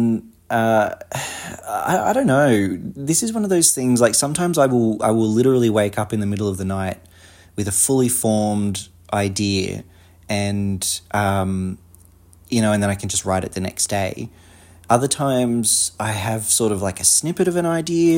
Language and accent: English; Australia; accent: Australian; I'm obviously an Australian, if you can't tell by my accent